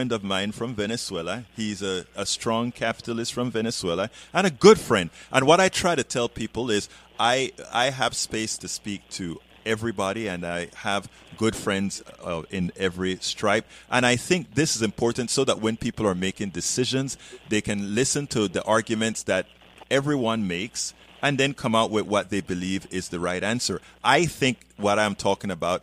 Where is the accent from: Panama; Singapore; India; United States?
Panama; I'm from Panama.